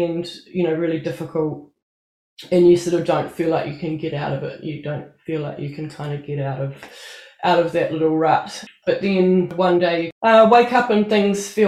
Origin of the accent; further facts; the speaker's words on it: Auckland, New Zealand; I grew up on the North Shore of Tamaki Makaurau, Auckland